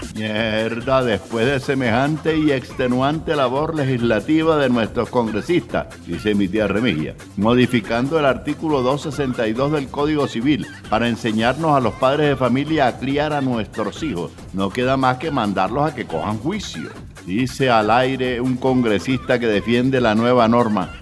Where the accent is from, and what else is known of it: Colombia